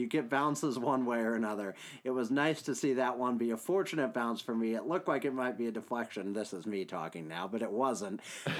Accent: New York, United States; I don't know anything about hockey either, but at least I'm from New York.

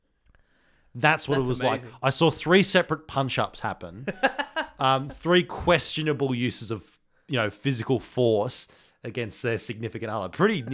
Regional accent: New South Wales, Australia; I came from New South Wales.

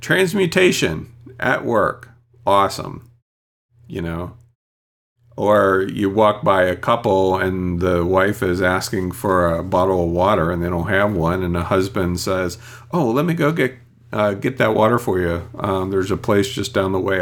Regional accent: United States; first language English; I'm true American. I only know English and barely that.

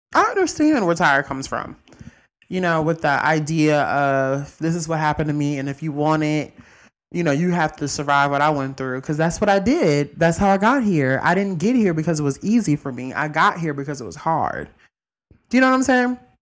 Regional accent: Mississippi, United States; I'm from Mississippi.

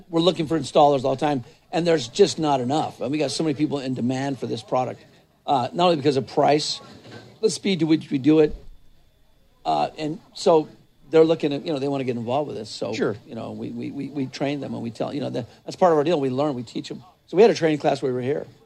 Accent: New Mexico, United States; I'm, not, I'm originally from New Mexico.

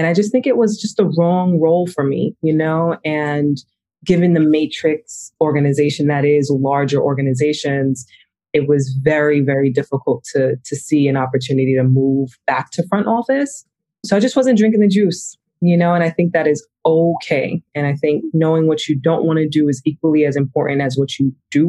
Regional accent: Hempstead, New York, United States; moved away as an adult; also born or lived in Brooklyn / Atlanta, Georgia / London; I was born in Brooklyn, but raised in Long Island, in Hempstead, Long Island specifically

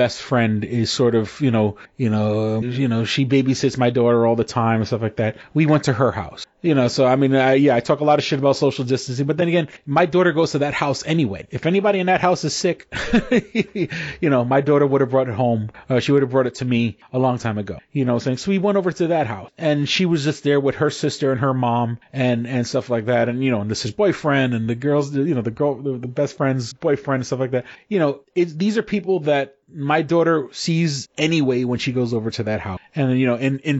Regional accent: New York City, New York, United States; growing up in New York City, you know, I remember pre Giuliani New York.

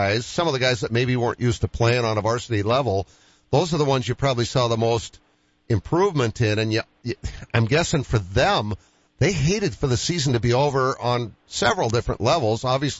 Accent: Boston, Massachusetts, United States; growing up in Boston

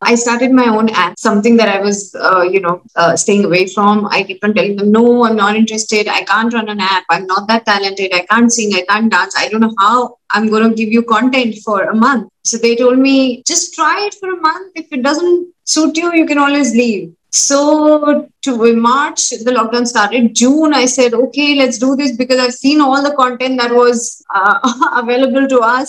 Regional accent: Chandimandir, Haryana, India; born there; also born or lived in Udhampur / Delhi / Pune / Amritsar; So I was born in Chandi Mandir, started my education in Udhampur, that's Jammu and Kashmir, shifted to Delhi, one few months in Pune, then 1 year in Amritsar, back to Delhi

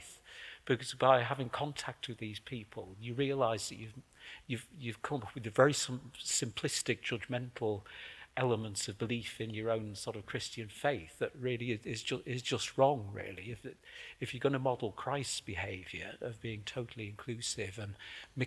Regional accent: the Northeast, North East England, United Kingdom; moved away; I was brought up in the Northeast, so my mother always called me Mam

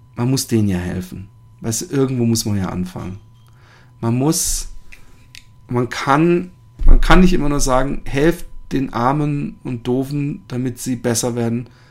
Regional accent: Germany; now in Netherlands; ich als Deutscher

